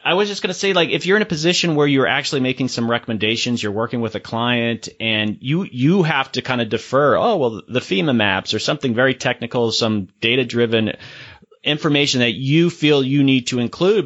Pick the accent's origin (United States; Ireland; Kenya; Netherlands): United States; Florida; I'm, I'm from Florida